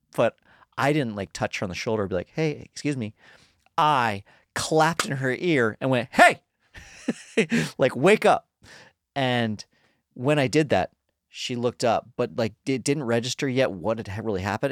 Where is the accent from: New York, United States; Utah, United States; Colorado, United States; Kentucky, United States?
Colorado, United States; now in Los Angeles, United States